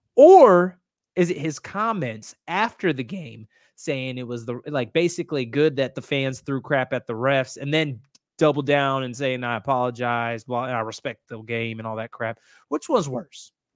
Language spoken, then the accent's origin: English; Indiana, United States; I grew up, so I grew up in Indiana